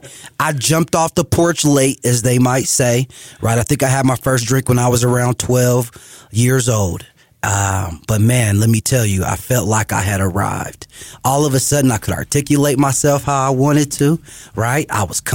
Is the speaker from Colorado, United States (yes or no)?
yes; Denver, Colorado, United States; also born or lived in Lakewood, Colorado; I grew up in Northeast Denver